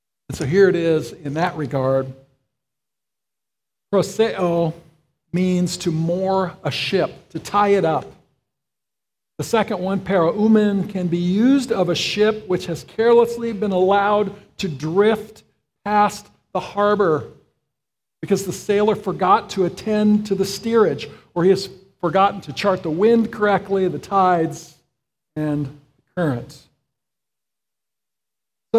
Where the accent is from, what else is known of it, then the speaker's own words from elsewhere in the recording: Florida, United States; I grew up in Florida, and I was on the Gulf side.